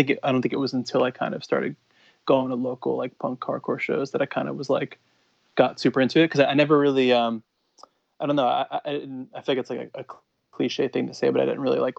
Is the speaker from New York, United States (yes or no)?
yes; Long Island, New York, United States; I grew up on Long Island in New York